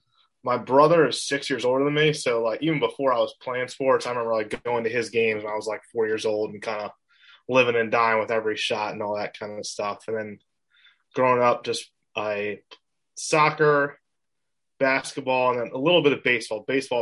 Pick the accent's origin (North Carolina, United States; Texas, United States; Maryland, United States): Maryland, United States; Columbia; Columbia, Maryland.